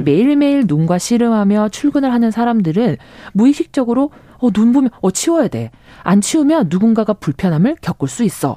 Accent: Busan, South Korea; moved away as an adult; also born or lived in Seoul; 고향이 부산이라서 2 0살 대학을 서울로 이제 유학을 올 때까지

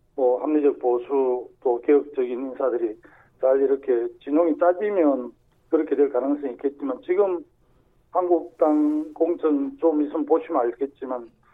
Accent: Sacheon, South Gyeongsang, South Korea; 제 고향인 그 경남 사천

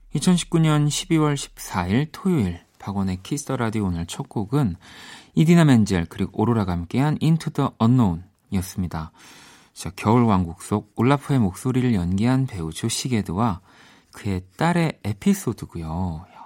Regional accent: South Korea; 한국에서만 뭐 나고 자랐고 지내니까

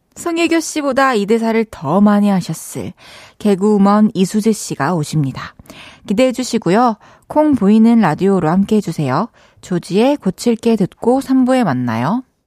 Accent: Changwon, South Gyeongsang, South Korea; accent: Gyeongsangnam-do dialect; moved away; also born or lived in Daegu; 저는 대구에서 이제 태어나서 네. 초중고를 네. 마산 창원 창원 마산에서 나와서 사투리는 좀 전 경상남도

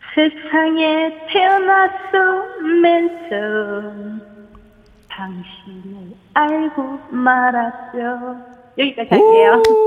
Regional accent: Jinju, South Gyeongsang, South Korea; accent: Gyeongsang dialect; 제가 고향이 진주예요

